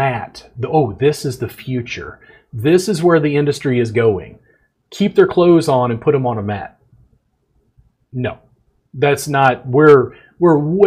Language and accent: English; South Louisiana, United States; also born or lived in Central Texas; now in Texas, United States; I grew up in South Louisiana, and I live in Central Texas